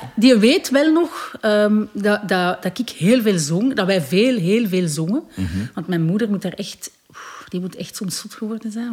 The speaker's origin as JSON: {"language": "Dutch", "country": "Belgium", "tie": "born or raised there", "said": "Ik ben geboren in België en mijn vader is Congolees. Mijn moeder is Belgisch"}